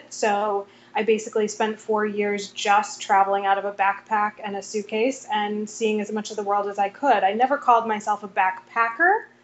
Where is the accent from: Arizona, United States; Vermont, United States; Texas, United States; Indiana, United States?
Vermont, United States; born there; now in New York, United States; Vermont. I live in New York now.